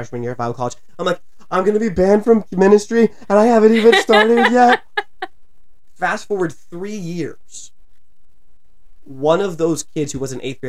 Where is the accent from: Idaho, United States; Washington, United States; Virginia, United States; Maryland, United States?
Virginia, United States; moved away as an adult; also born or lived in New Jersey; I'm from Virginia originally, and this school was in New Jersey